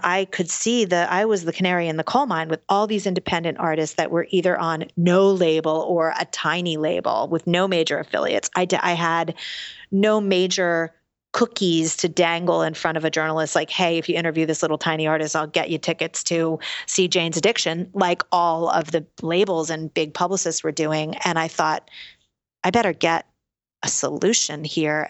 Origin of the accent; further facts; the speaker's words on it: New York City, New York, United States; I'm born and raised in New York City